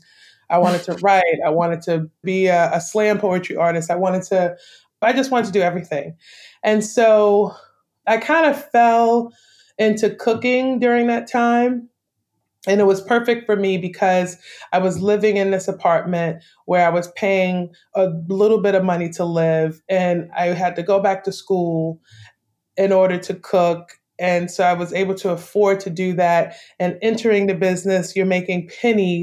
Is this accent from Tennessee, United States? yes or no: no; New York City, New York, United States; born or raised there; moved away as an adult; also born or lived in Brooklyn, New York; now in Savannah, United States